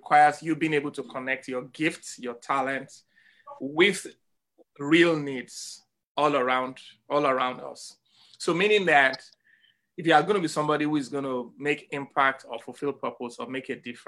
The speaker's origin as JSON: {"language": "English", "region": "Lagos", "country": "Nigeria", "tie": "born or raised there", "moved": "yes", "lives_now": "Evanston, United States", "said": "I was born in Papa Ashafa Agege"}